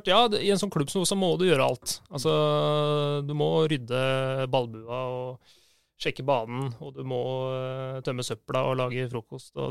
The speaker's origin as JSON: {"language": "Norwegian", "region": "Oslo", "country": "Norway", "tie": "born or raised there", "said": "er født og oppvokst på Oppsal. Veldig sånn Oppsal"}